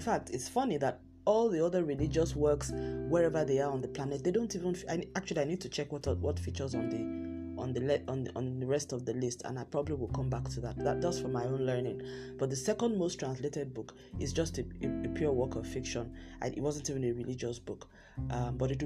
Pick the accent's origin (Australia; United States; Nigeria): Nigeria; Southwest Nigeria; in my home country, Nigeria, in parts of Nigeria, in the southwest part of Nigeria, where I come from